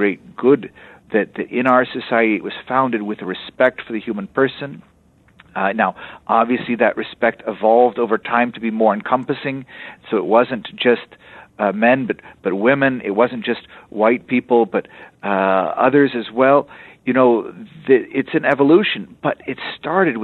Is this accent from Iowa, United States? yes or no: no; Texas, United States; also born or lived in Europe; I'm from Texas